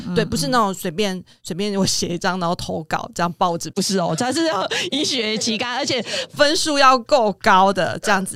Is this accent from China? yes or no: no; Kaohsiung, Taiwan; 我是高雄的南部小孩